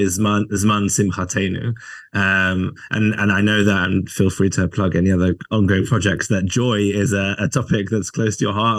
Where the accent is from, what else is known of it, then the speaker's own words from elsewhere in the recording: England, United Kingdom; me as an English person